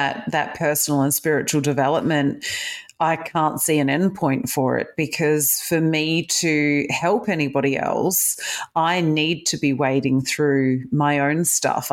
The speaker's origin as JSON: {"language": "English", "town": "Adelaide", "region": "South Australia", "country": "Australia", "tie": "born or raised there", "also_born_or_lived": "Perth, Australia / United Kingdom", "moved": "as an adult", "lives_now": "Melbourne, Australia", "said": "I was born in Australia, but I was born in Perth. I grew up in Adelaide, and then I spent 11 years in the UK, and I've just done 11 years back in Melbourne."}